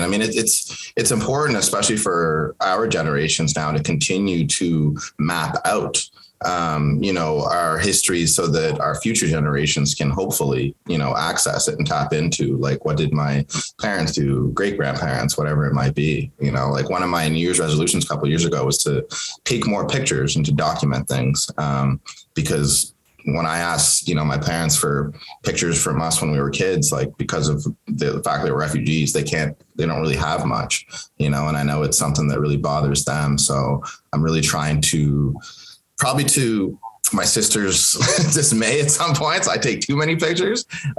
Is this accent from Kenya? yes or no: yes; Kenya; born there; moved away; I was born in Kenya and moved here with my family.